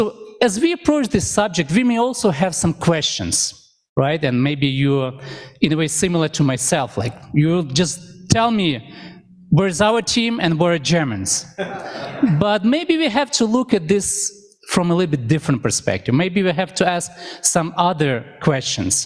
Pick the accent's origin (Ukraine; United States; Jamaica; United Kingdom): Ukraine; now in Canada; I remember when I was a little boy, I grew up in Ukraine. At that time, it was Soviet Union